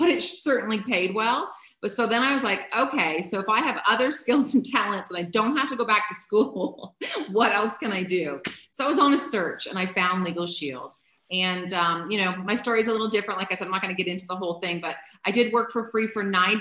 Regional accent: Canada; I'm a Canadian

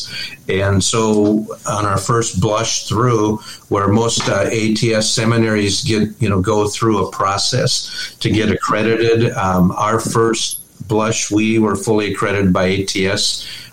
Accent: Minnesota, United States; moved away as an adult; also born or lived in Hershey, Pennsylvania / Dallas; we started seminary in Minnesota. That's our home state.

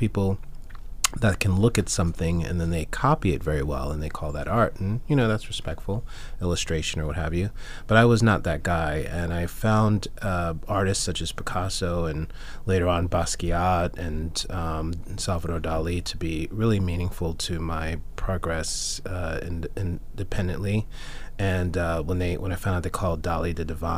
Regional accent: New York, United States; I grew up in New York

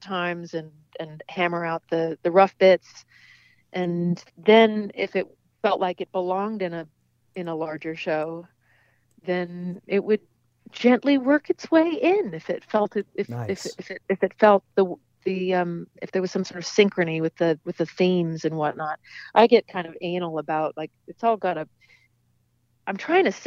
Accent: Seattle, Washington, United States; I grew up in Seattle

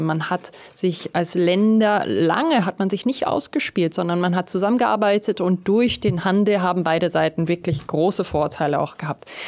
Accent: South Africa; moved away; bin ich ja in Südafrika geboren und aufgewachsen

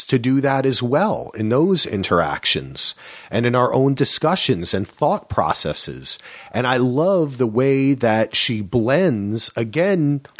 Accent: New Jersey, United States; I grew up in Jersey, so everyone in New York and New Jersey, you'd hear it on the air going to school

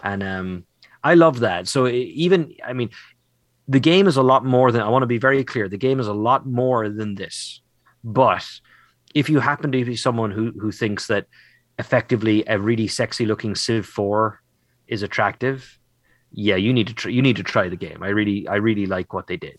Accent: Ireland; as an Irish boy

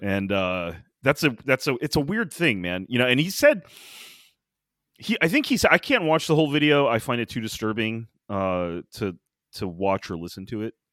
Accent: United States; as an American

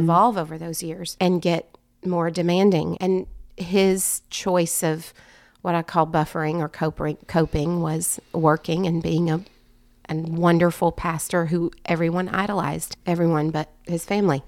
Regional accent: Strawberry Plains, Tennessee, United States; I grew up in East Tennessee in Strawberry Plains

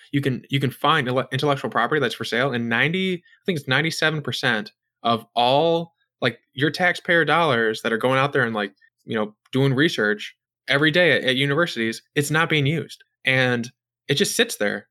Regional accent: United States; I'm an American

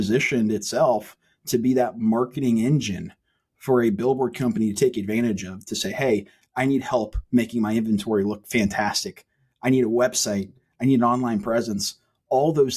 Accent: Huntsville, Alabama, United States; now in Tuscaloosa, United States; South Huntsville is where I grew up

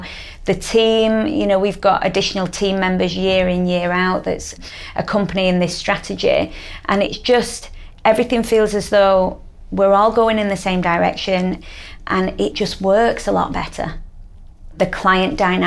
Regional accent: Manchester, North West England, United Kingdom; I'm from Manchester.

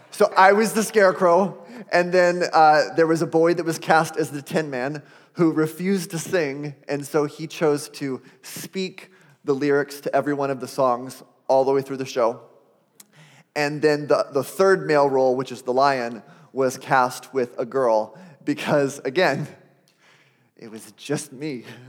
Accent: Arizona, United States; I grew up in Arizona

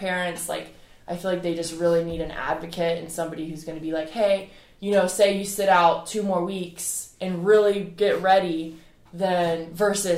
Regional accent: Edisto Island, South Carolina, United States; I grew up on Edison Island

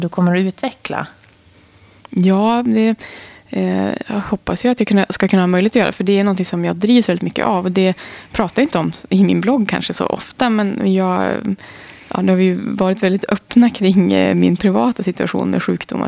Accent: Holmsund, Västerbotten County, Sweden; moved away; also born or lived in Umeå; jag kommer från Norrland, jag är född i Umeå. Där har jag många smultronställen i Holmsund som jag är uppvuxen i, vid havet

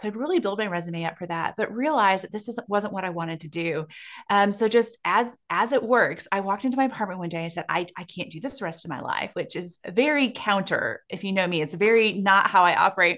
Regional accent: South Dakota, United States; growing up in South Dakota where I grew up

